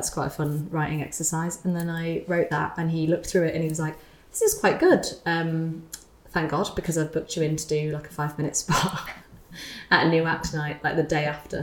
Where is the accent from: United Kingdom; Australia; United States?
United Kingdom; as a British person